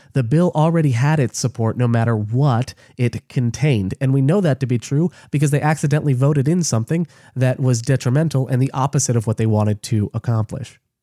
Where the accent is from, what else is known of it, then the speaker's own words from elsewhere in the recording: United States; I'm an American because I'm an American